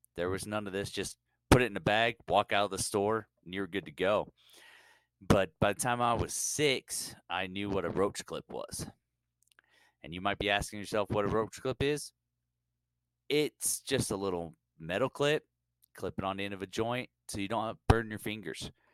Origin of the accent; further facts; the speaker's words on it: California, United States; growing up in California